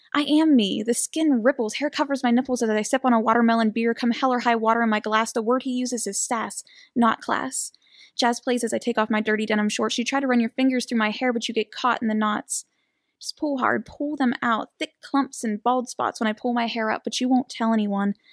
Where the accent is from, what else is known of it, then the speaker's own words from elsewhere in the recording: New Castle, Pennsylvania, United States; I'm from Newcastle.